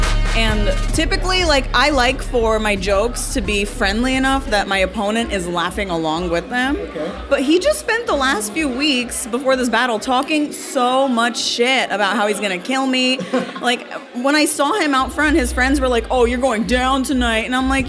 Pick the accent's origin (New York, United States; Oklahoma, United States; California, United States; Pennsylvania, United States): New York, United States; I'm from New York.